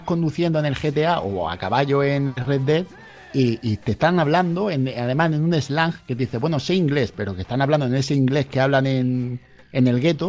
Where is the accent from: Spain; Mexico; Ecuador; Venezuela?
Spain; Melilla; yo soy de Melilla